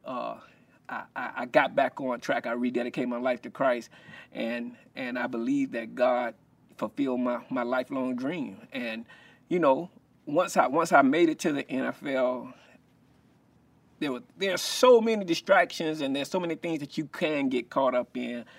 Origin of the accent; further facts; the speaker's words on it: Columbia, South Carolina, United States; growing up in Columbia, South Carolina